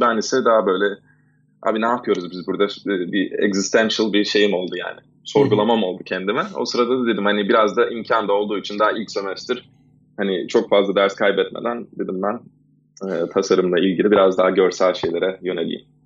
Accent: Istanbul, Turkey; moved away as an adult; now in United States; ben İstanbul'da doğdum 83 e, senesinde

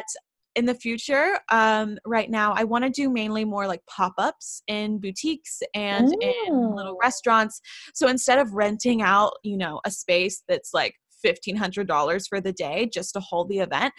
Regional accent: Knoxville, Tennessee, United States; my hometown, which is Knoxville, Tennessee

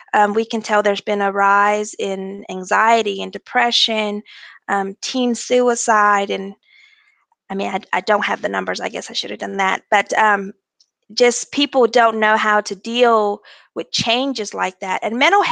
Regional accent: Mobile, Alabama, United States; I am from Mobile, Alabama, and I have been with Airbus for two years.

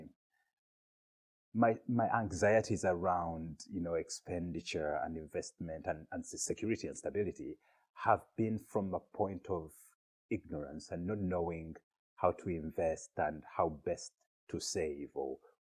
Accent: Uganda; moved away as an adult; now in Glasgow, United Kingdom; I was born in Glasgow. My family moved to live in Uganda, where I traced my African ancestry. We moved to live in Uganda. I was before I turned five or something like that. So I grew up in Uganda, came back to Scotland in 2004, and I've lived in Glasgow ever since

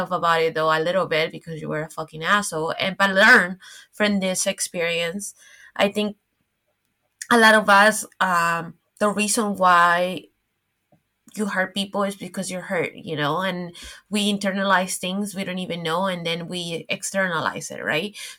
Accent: Miami, Florida, United States; moved away as an adult; also born or lived in New York; now in Paris, France; growing up in Miami

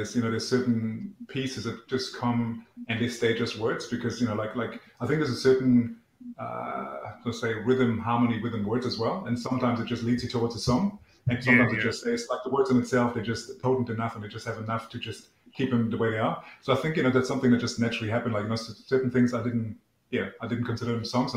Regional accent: East Germany, Germany; English is a second language; moved away; I grew up in East Germany.

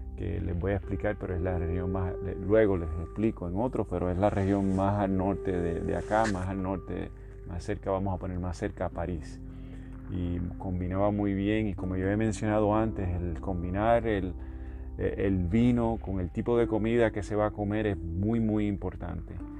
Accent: Puerto Rico; moved away; casi todos los que somos del área de Puerto Rico de Latinoamérica

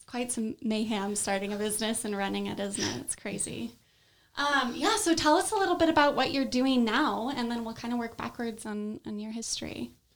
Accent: Southern California, United States; I grew up in Southern California.

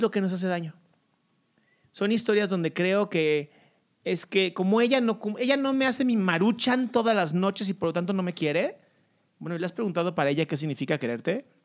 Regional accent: Mexico

